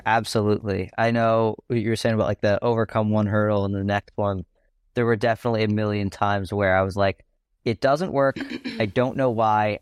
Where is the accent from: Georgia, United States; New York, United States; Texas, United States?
New York, United States; I'm from New York